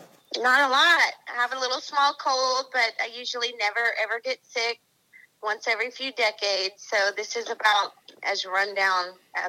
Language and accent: English; Waycross, Georgia, United States; also born or lived in Aurora, Colorado; Well, I'm from Georgia. I grew up, I was born in Aurora, Colorado.